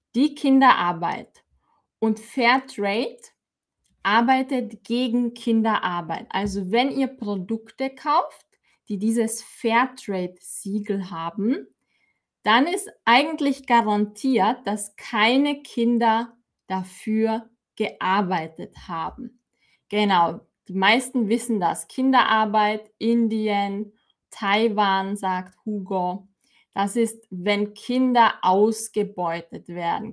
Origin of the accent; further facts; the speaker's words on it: Austria; bei uns in Österreich